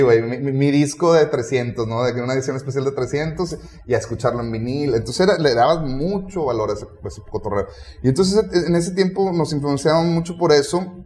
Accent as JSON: {"language": "Spanish", "country": "Mexico", "said": "somos mexicanos"}